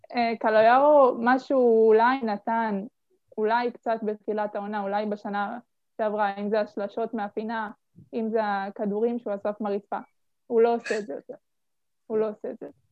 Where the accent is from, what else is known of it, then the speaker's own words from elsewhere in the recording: Petahia, Central District, Israel; אני בת 18, ממושב פתחיה, מהמרכז